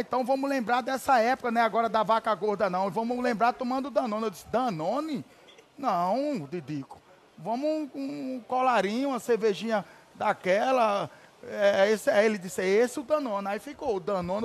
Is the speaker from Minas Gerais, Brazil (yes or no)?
no; Atalaia, Alagoas, Brazil; born or raised there; moved away as an adult